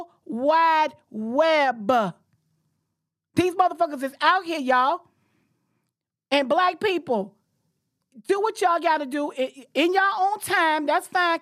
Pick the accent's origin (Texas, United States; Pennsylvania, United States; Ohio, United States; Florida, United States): Florida, United States; Jacksonville; I'm from Jacksonville